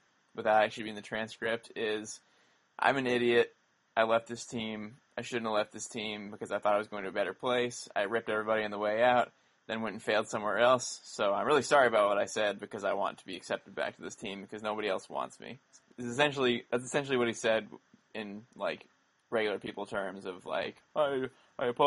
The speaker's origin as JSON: {"language": "English", "town": "Stow", "region": "Massachusetts", "country": "United States", "tie": "born or raised there", "said": "my hometown of Stowe"}